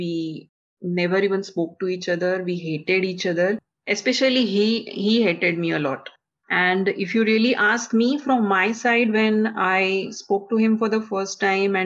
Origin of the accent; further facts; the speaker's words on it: India; I come from India